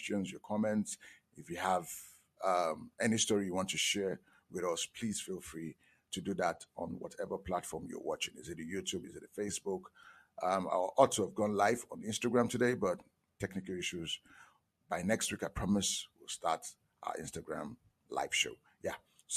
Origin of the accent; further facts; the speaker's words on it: Nigeria; I'm from Nigeria